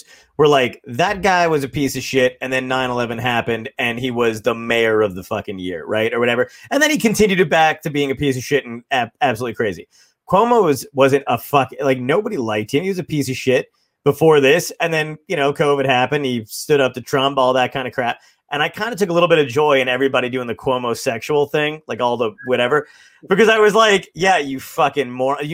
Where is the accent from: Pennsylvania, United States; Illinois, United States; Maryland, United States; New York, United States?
New York, United States; New York City; also born or lived in California; I was born in Brooklyn